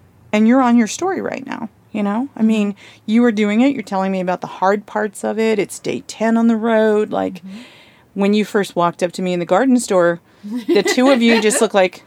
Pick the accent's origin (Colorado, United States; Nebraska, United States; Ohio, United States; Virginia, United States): Virginia, United States; Blue Ridge Mountains of; accent: southern; moved away; also born or lived in Atlanta, Georgia / San Francisco; my southern accent because I'm from the Blue Ridge Mountains of Virginia, then moved to Atlanta. So my accent was pretty heavy back then.